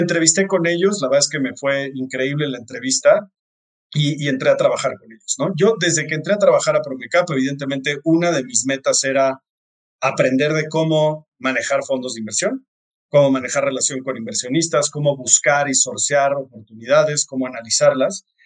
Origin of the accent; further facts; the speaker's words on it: Mexico; soy de México